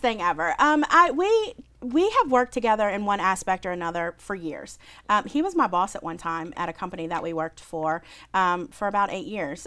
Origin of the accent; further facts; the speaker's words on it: New Orleans, Louisiana, United States; I was from New Orleans